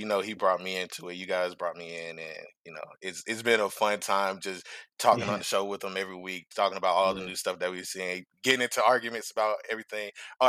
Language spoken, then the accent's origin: English; Atlanta, Georgia, United States; I'm from Atlanta